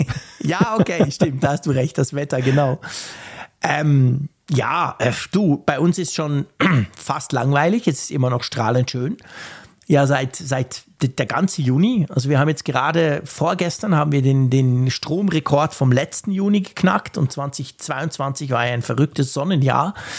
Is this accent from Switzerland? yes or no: yes; Switzerland; für uns als Schweizer, wo ja sowieso alles schweineteuer ist